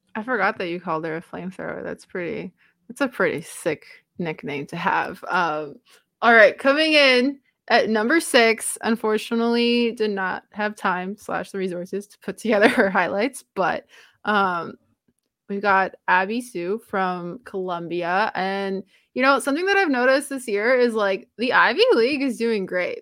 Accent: Romania; first language Romanian; English is a second language; moved away; English is not my first language, so my brain likes to say things in the Romanian way

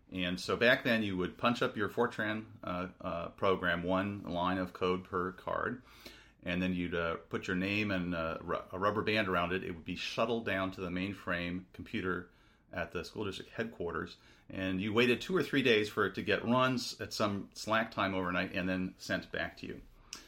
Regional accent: Seattle, Washington, United States; So, I grew up in Seattle. My first airplane flight was off to Chicago for Northwestern in 1978.

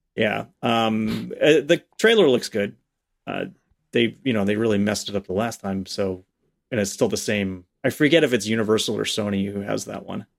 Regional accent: the New York area, United States; growing up in the New York area

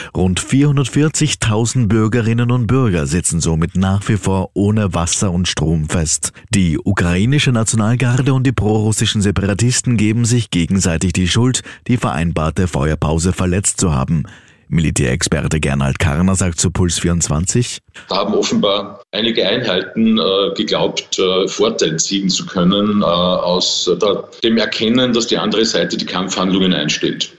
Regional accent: Austria; bei uns in Österreich

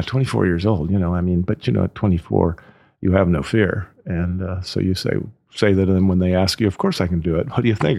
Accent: Oakland, California, United States; moved away as an adult; now in Napa Valley, United States; I was from Oakland, basically. So I'd never lived in, in the country

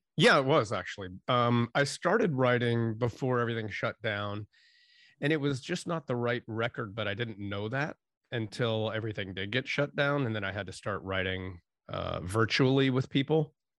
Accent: Erie, Pennsylvania, United States; moved away; also born or lived in San Francisco; I'm from Erie, Pennsylvania originally

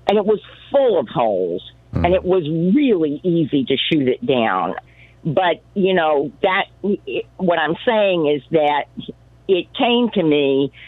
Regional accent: Alabama, United States; also born or lived in West Los Angeles; now in Los Angeles, United States; I grew up in Alabama

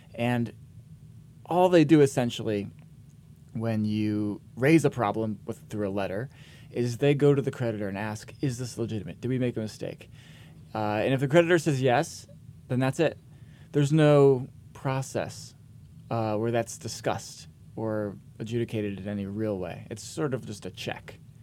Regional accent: Vermont, United States; I grew up in Vermont

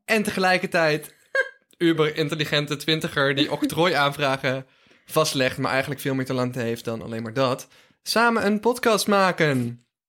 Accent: Drunen, North Brabant, Netherlands; Ik ben een Brabander in hart en nieren, jongens. Ik ben geboren en getogen in eh, Drunen City 0416

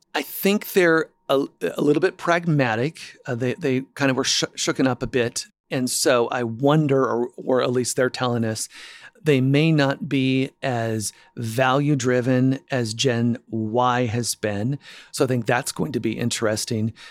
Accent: Spokane, Washington, United States; born and raised in Spokane, Washington

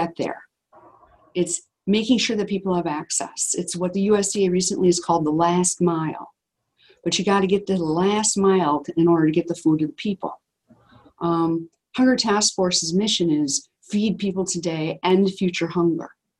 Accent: Wisconsin, United States; we're from Wisconsin

